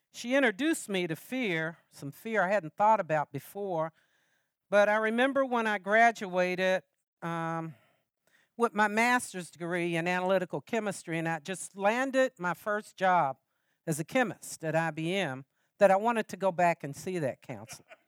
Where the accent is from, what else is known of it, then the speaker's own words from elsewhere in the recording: Lexington, United States; I'm from Lexington.